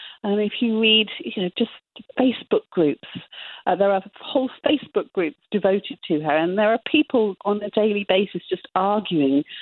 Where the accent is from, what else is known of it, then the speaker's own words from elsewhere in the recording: England, United Kingdom; being English